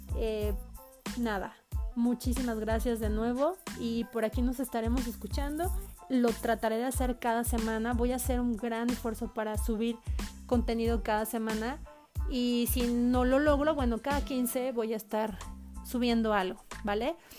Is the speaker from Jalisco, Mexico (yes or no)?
no; Pachuca, Hidalgo, Mexico; soy mexicana, de Hidalgo, de Pachuca Hidalgo.